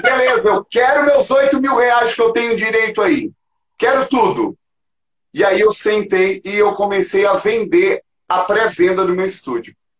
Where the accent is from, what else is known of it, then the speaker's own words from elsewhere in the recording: Florianópolis, Santa Catarina, Brazil; moved away as an adult; also born or lived in São Paulo; now in Curitiba, Brazil; eu sou de Floripa, sou manezinho da ilha